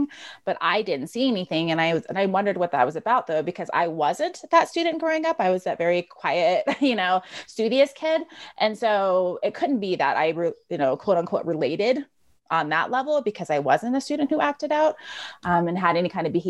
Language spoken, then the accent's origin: English; Eastern Washington, United States; moved away as an adult; also born or lived in Oregon; now in Colorado, United States; living in Eastern Washington